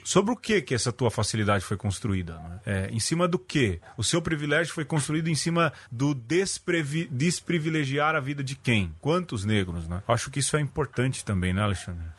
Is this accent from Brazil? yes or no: yes; São Paulo, Brazil; eu nasci no Jardim Brasil